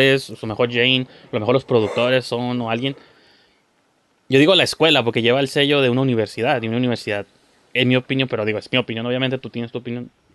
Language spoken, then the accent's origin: Spanish; Tijuana, Baja California, Mexico; somos de Tijuana